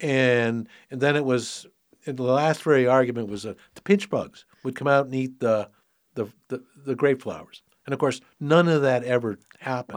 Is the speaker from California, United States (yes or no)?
yes; San Francisco, California, United States; moved away as an adult; also born or lived in Sonoma County; I was, um, born and raised in San Francisco. City kid all my life.